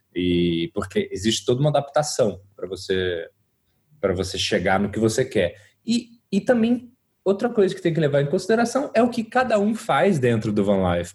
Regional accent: Rio de Janeiro, Brazil; moved away as an adult; also born or lived in São Paulo; eu sou carioca, me mudei para São Paulo com 18 anos de idade

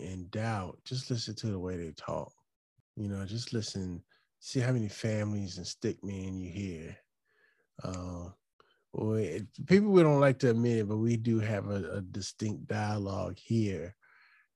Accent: Chesapeake, Virginia, United States; now in Hampton, United States; I actually grew up on a line in Chesapeake, but we were right there. I grew up in a neighborhood called Camelot.

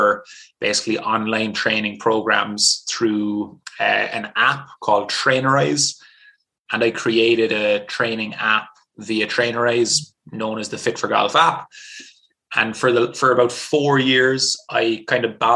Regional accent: Ireland; played kind of all the sports that were available in Ireland growing up

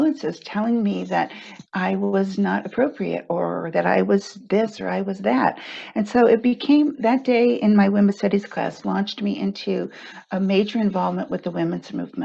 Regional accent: Texas, United States; moved away as an adult; also born or lived in San Francisco, California; I grew up in Texas

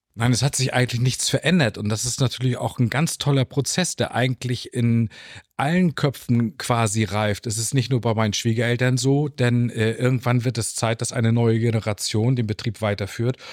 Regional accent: Lübeck, Schleswig-Holstein, Germany; dass ich gebürtiger Lübecker bin

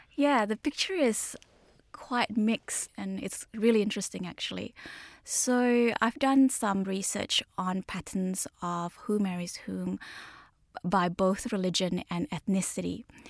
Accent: Jakarta, Indonesia; I grew up in Jakarta

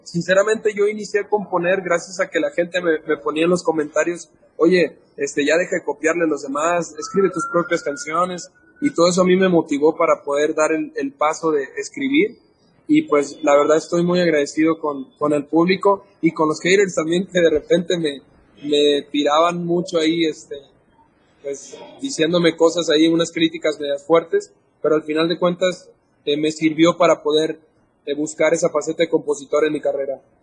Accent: Guerrero, Mexico; de allá de donde yo soy, del estado Guerrero

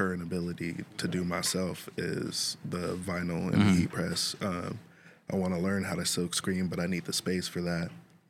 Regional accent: Lakewood, California, United States; Yeah, literally right on the border of Lakewood and Bellflower.

